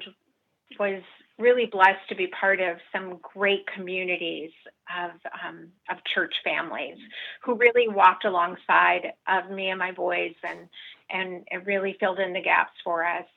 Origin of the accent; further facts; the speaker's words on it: Chicago, Illinois, United States; I was born and raised in the city of Chicago over there in Cubs territory